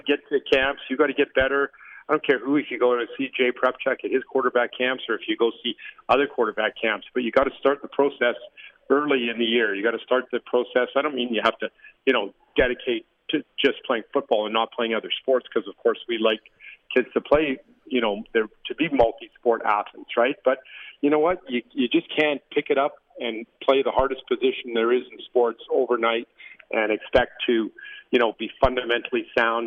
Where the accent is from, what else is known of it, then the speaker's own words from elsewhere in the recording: Regina, Saskatchewan, Canada; as a little little guy growing up in Taylor Field